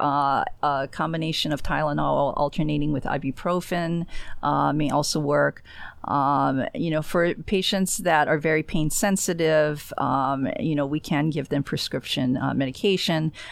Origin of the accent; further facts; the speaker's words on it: Honolulu, Hawaii, United States; also born or lived in Florida; now in Space Coast, Florida, United States; I was born and raised in Honolulu, and, uh, I guess I spent most of my time actually in Florida